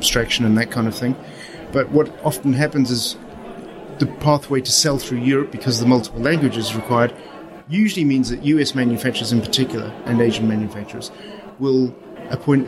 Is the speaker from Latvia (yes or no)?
no; Zimbabwe; accent: Southern African; moved away; I come from Zimbabwe.